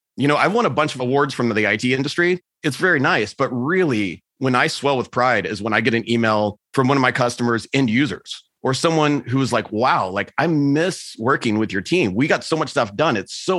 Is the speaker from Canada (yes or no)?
no; Texas, United States; also born or lived in Germany / South America; And I grew up in Texas, which is a little bit of a conservative place. So I ended up spending a year in Germany working. And then I spent a year in South America